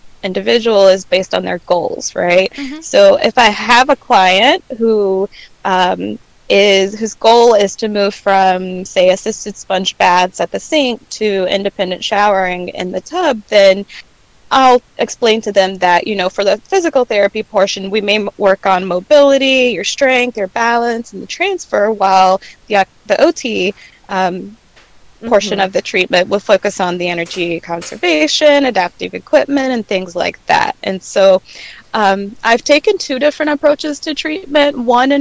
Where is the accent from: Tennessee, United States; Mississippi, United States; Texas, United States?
Mississippi, United States; Meridian; I was working as a tech at my hometown, Meridian, Mississippi